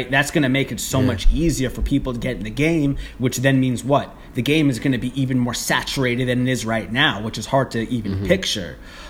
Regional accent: Long Island, New York, United States; now in Brooklyn, United States; I'm originally from Long yeah. Island, though.

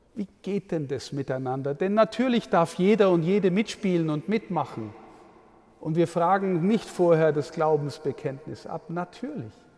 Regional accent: Amberg, Bavaria, Germany; In meiner Heimatstadt Amberg

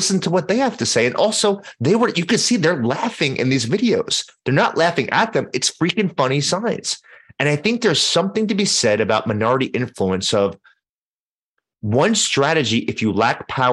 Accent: New York City, New York, United States; I grew up in Manhattan

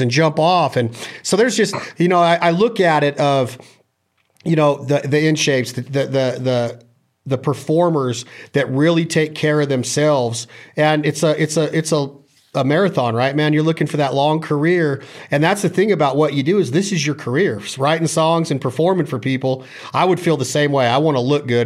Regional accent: Nevada, United States; from where I'm from, I'm from Nevada.

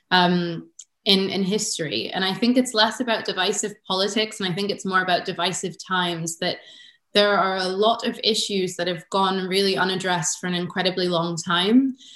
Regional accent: United States; now in Edinburgh, United Kingdom; Um, you know, I'm American. I've been in Edinburgh for 10 years.

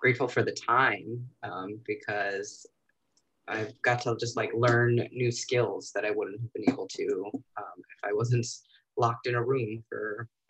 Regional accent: New York City, New York, United States; also born or lived in Long Island; Native New Yorker. I'm from Queens

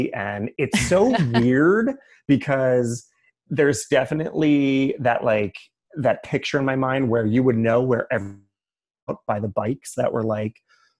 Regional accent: Middletown, New Jersey, United States; Middletown, New Jersey.

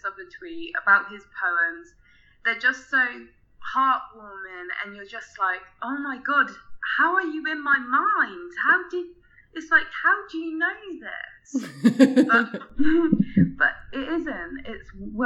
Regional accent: England, United Kingdom; I'm 20, I'm from England

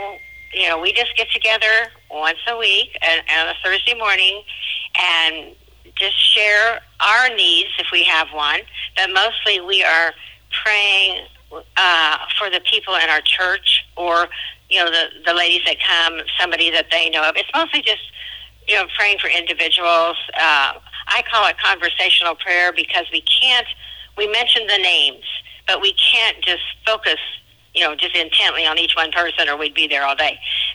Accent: Williamsburg, Kansas, United States; moved away as an adult; now in Southern Illinois, United States; I'm from a little town called Williamsburg. I grew up in a little Methodist church.

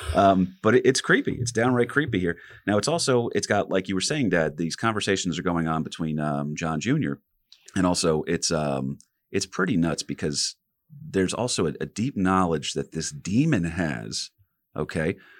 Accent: New Jersey, United States; we're three guys from Jersey

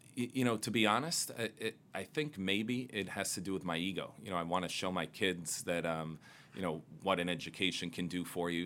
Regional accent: New York City, New York, United States; Growing up in Queens, uh, right over the 59th Street Bridge

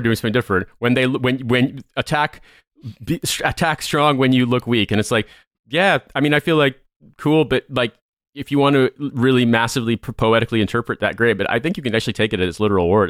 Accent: United States; as an American

